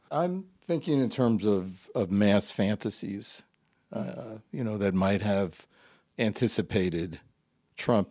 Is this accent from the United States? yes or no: yes; New York, United States; also born or lived in Brooklyn, New York; I was born in Brooklyn, New York. Uh, I grew up in Queens